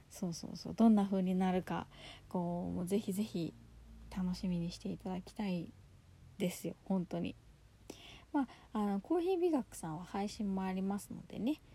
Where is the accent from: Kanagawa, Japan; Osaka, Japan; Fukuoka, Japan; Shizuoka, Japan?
Kanagawa, Japan; Yokohama; 私は横浜出身ですし